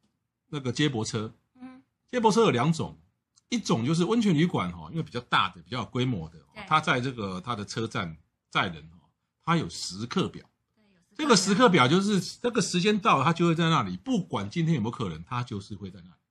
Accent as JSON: {"language": "Chinese", "country": "Taiwan", "said": "我们台湾人"}